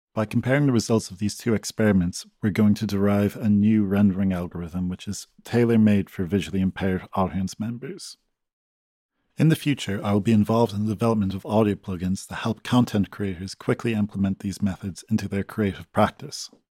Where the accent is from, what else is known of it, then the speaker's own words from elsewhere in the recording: Galway, Connacht, Ireland; moved away; I'm from Galway, Ireland